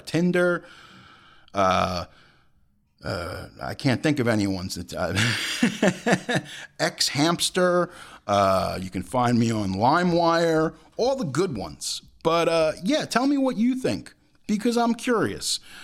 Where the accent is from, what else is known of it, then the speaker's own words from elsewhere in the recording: United States; as American citizens